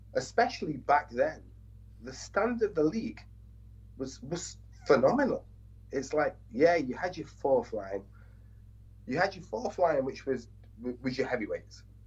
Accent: England, United Kingdom; I'm from England

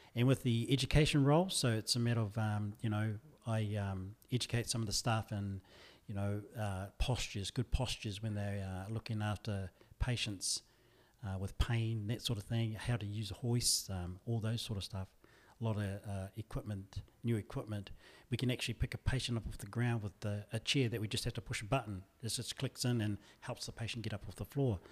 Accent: Hāwera, Taranaki, New Zealand; also born or lived in Normanby; now in Wellington, New Zealand; I did all my schooling in Harwada.

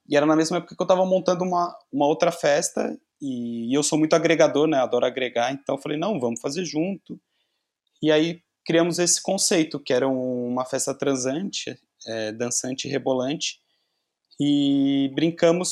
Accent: São Paulo, Brazil; now in Porto, Portugal; Eu sou de São Paulo, sou de São Paulo

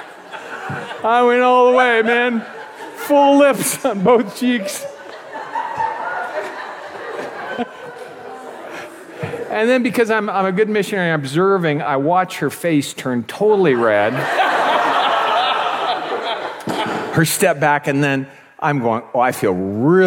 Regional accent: United States; moved away as an adult; also born or lived in Croatia; now in Czech Republic; I come from an American background

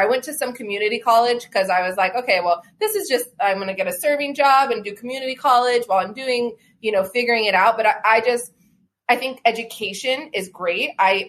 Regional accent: United States; Yes, I was born in Washington.

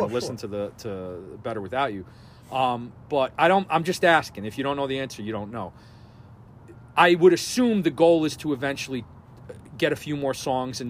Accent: New York, United States; I grew up on the New York hardcore scene of the 90s

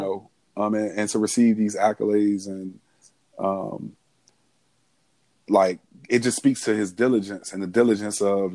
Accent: Washington, District of Columbia, United States; I'm from Washington, D.C.

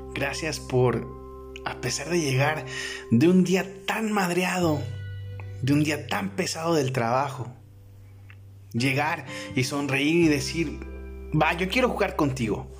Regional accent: Mexico; aquí en mi país, México

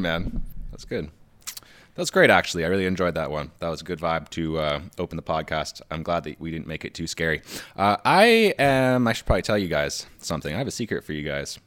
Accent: Canada; we're Canadian

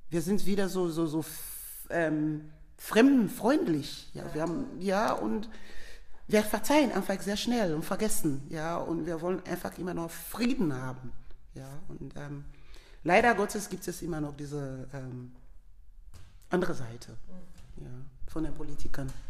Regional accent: Sierra Leone; German is a second language; ich bin selber ein Themne, ich komme aus der Themne Volka, die waren diese Krieger bei dieser Schönheit, so Beauty of Sierra Leone, wo ich sagen kann, my, my Sierra Leone is beautiful.

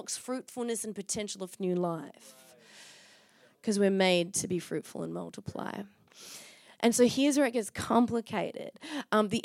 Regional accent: Byron Bay, New South Wales, Australia; now in Perth, Australia; Got thick skin growing up in Byron Bay

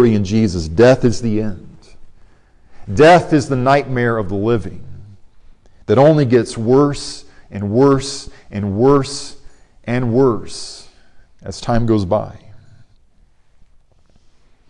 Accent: Arizona, United States; my hometown college team at Arizona State.

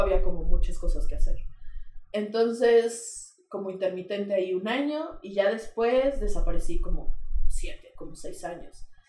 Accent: Querétaro, Mexico; sí soy queretana, este... De toda la vida también

